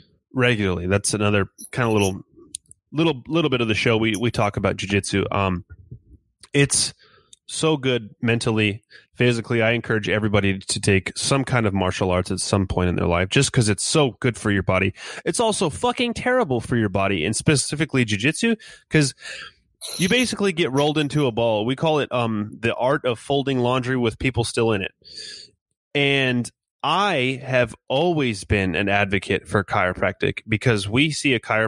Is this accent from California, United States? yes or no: yes; California, United States; moved away as an adult; also born or lived in Inland Empire; now in Kansas, United States; my wife and I are originally from California